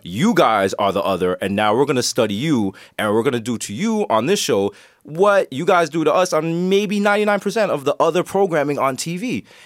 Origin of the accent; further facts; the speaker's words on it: Jamaica; I'm Jamaican